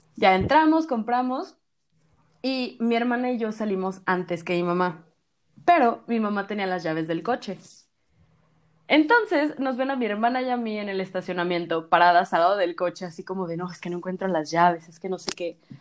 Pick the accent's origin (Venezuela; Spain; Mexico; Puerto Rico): Mexico